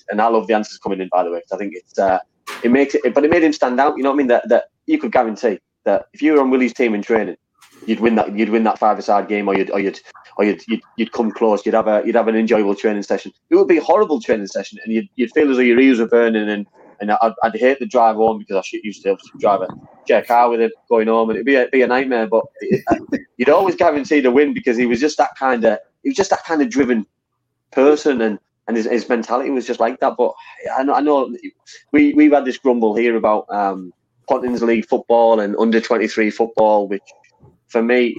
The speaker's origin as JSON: {"language": "English", "town": "Middlesbrough", "region": "North East England", "country": "United Kingdom", "tie": "born or raised there", "also_born_or_lived": "Wales", "moved": "yes", "said": "when I was growing up in Middlesbrough."}